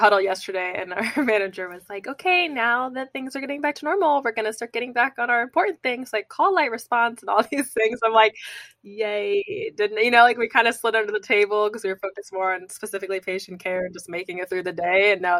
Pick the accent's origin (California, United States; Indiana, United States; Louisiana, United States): Indiana, United States; I'm from Indiana. So I'm like my Midwest friends.